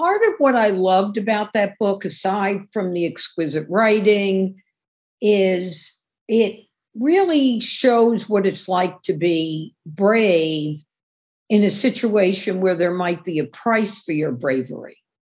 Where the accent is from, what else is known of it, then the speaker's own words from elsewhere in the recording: New York City, New York, United States; And as a New Yorker, you know, you see where there was like this huge farm in what's now Times Square